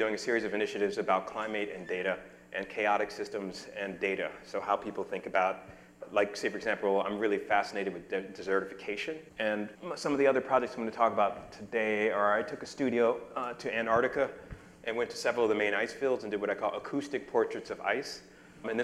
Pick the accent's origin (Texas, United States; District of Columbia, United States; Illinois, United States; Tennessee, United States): District of Columbia, United States; Washington; moved away; I grew up in Washington, D.C.